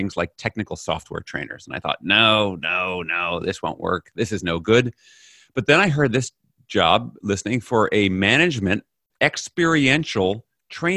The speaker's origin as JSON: {"language": "English", "town": "New York City", "region": "New York", "country": "United States", "tie": "born or raised there", "moved": "as an adult", "lives_now": "Netherlands", "said": "I'm originally from New York City, grown up in New York and in the US. I now live in the Netherlands."}